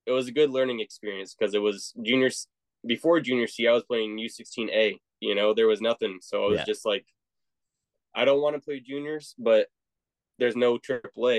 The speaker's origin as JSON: {"language": "English", "town": "Virginia Beach", "region": "Virginia", "country": "United States", "tie": "born or raised there", "said": "That was my hometown, Virginia Beach, Chesapeake area"}